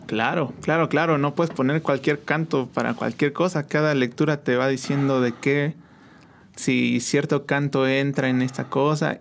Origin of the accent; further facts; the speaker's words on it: San Juan del Río, Querétaro, Mexico; Yo soy aquí de San Juan del Río completamente